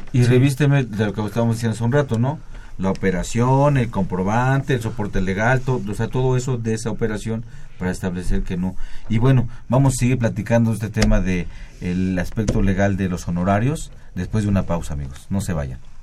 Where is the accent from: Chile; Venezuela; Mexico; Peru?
Mexico; Yucatán; soy yucateco